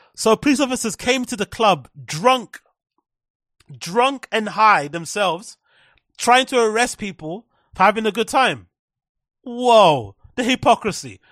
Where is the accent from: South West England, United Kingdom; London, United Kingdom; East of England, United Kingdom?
London, United Kingdom; growing up in London